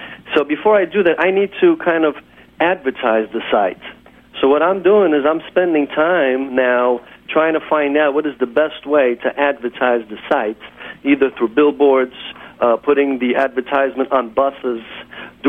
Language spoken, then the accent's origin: English; New York City, New York, United States; I work, my office is in Kew Gardens